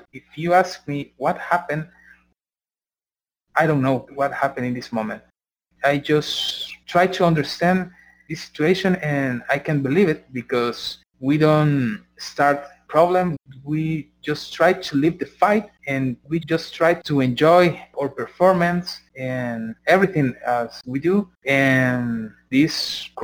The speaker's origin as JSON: {"language": "English", "region": "San Salvador", "country": "El Salvador", "said": "we are from San Salvador, from the capital of Salvador"}